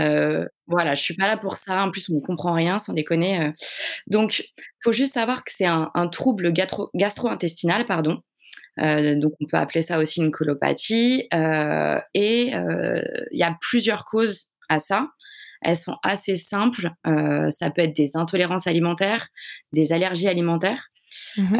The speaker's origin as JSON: {"language": "French", "town": "Paris", "region": "Île-de-France", "country": "France", "said": "Je suis de Paris."}